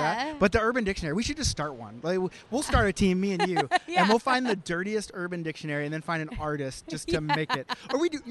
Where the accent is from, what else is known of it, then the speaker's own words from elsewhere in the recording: Oklahoma, United States; moved away as an adult; now in Canada; I'm from Oklahoma.